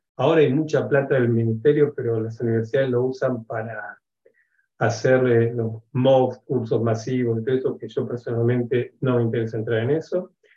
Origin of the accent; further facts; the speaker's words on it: Buenos Aires, Argentina; moved away as an adult; now in Israel; yo soy argentino, nací en Buenos Aires hace casi 63 años